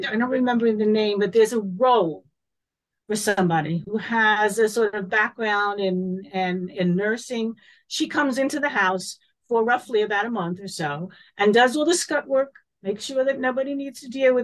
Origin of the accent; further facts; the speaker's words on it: United States; moved away as an adult; also born or lived in New York; I am American and I will be going back to the States next year